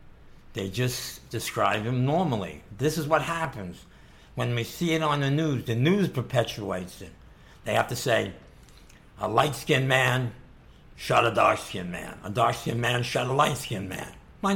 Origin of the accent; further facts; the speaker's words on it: United States; when I travel around the world and people ask me where I'm from, I say I'm American. When I'm an American, someone asks me where I'm from, or where my family from, or what nationality am I don't say American, I say I'm Italian.